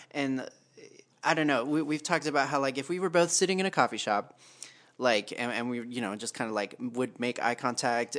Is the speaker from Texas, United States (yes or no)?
yes; Texas, United States; moved away; I grew up in Texas